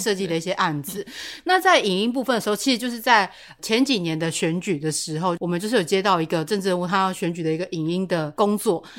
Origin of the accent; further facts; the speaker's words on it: Taiwan; first language Taiwanese Hokkien; Chinese is a second language; 我身为一个台湾人